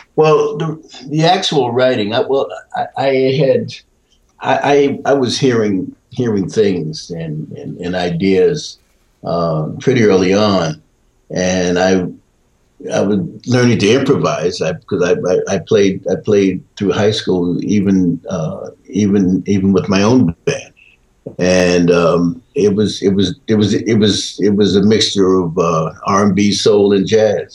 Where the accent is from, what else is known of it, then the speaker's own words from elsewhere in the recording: Peekskill, New York, United States; also born or lived in Portsmouth, Virginia; I was raised in I was raised in New York, raised in Peekskill